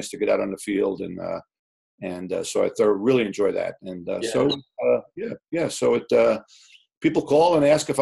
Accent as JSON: {"language": "English", "area": "Long Island", "region": "New York", "country": "United States", "tie": "born or raised there", "moved": "as an adult", "said": "Growing up on Long Island"}